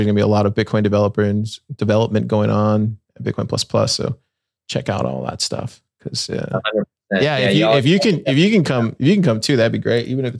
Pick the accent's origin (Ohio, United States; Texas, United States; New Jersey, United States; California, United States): Texas, United States; Corpus Christi; I grew up in Corpus